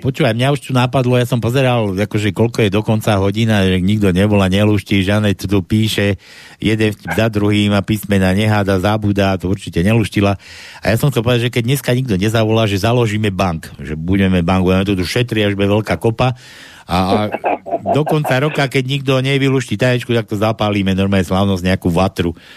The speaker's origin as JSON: {"language": "Slovak", "region": "western Slovakia", "country": "Slovakia", "said": "aký sme my na západnom Slovensku služní"}